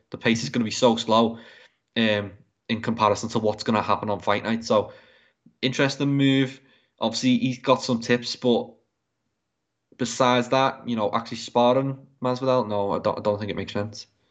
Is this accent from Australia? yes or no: no; England, United Kingdom; as an Englishman